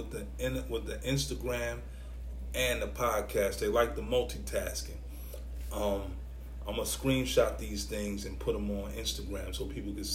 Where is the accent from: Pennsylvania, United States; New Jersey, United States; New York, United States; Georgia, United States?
New York, United States; New York City; I'm from New York City. I'm from Brooklyn